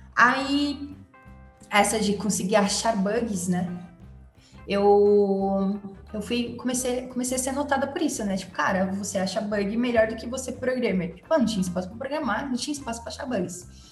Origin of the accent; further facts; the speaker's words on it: São Paulo, Brazil; eu nasci em São Paulo, na capital mesmo, na Zona Norte. Na verdade, pouco tempo da minha vida eu saí daqui, então praticamente eu tô sempre aqui na Zona Norte